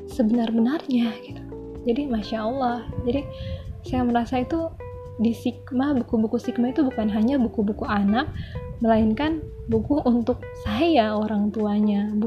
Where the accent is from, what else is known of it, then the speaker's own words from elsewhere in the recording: Bandung, West Java, Indonesia; born there; Perkenalkan … Saya ibu dari tiga orang anak Saya kelahiran Bandung Tahun 83